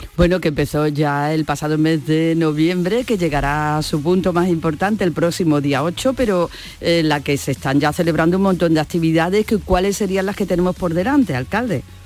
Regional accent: Gilena, Andalusia, Spain; yo soy de Gilena y estamos muy cerquita y además la mitad de mi familia es de Estepa

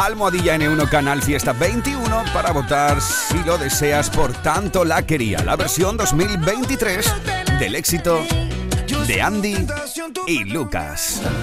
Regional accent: Andalusia, Spain; ese rincón tan bonito de mi tierra

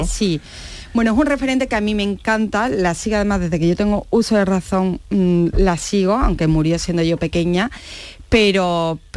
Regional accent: Osuna, Andalusia, Spain; yo siempre lo llevo por bandera, que soy Osuna.

